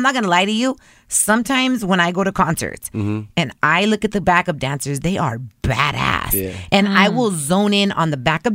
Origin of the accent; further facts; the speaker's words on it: El Salvador; because I'm Central American. I'm from El Salvador.